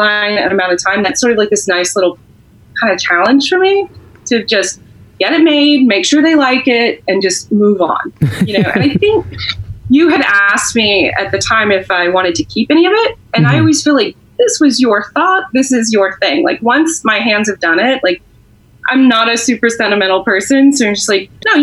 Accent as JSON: {"language": "English", "region": "Texas", "country": "United States", "said": "I'm from Texas"}